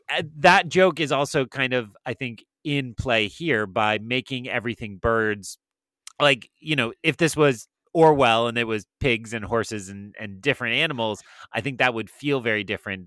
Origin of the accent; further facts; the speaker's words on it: New Hampshire, United States; Where I grew up in New Hampshire